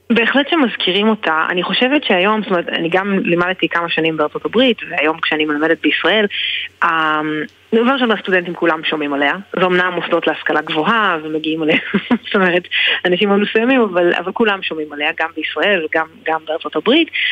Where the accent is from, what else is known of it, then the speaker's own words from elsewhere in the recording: Israel; אני גדלתי בישראל